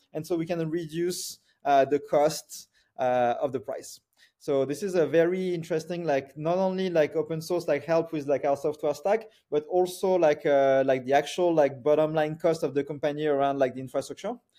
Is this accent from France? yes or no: yes; France; moved away; I grew up in France